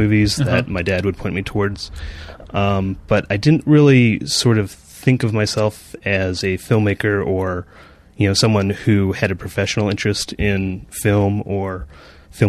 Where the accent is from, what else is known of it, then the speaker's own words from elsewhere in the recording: Park City, Utah, United States; I grew up in Park City and went to the high school there